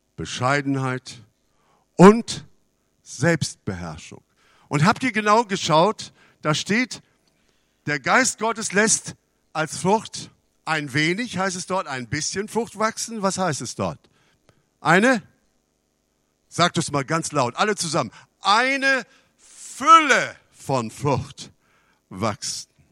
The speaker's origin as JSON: {"language": "German", "country": "Canada", "tie": "born or raised there", "moved": "yes", "lives_now": "Germany", "said": "Ich bin in Kanada aufgewachsen"}